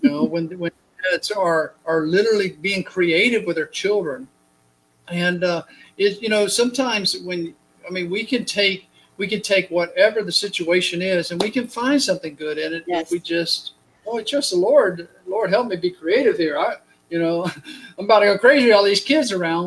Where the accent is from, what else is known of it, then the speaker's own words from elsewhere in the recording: United States; We're American